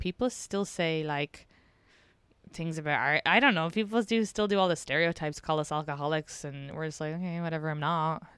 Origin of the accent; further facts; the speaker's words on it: Ireland; moved away; I'm also Irish